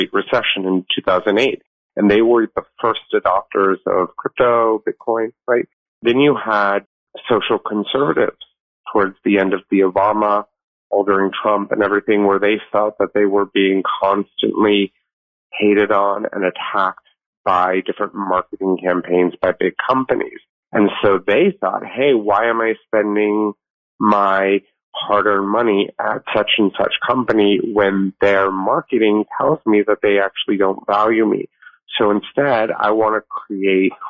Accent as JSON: {"language": "English", "town": "Los Angeles", "region": "California", "country": "United States", "tie": "born or raised there", "also_born_or_lived": "Asia / Singapore", "said": "I'm a native Angeleno. I grew up here in Los Angeles"}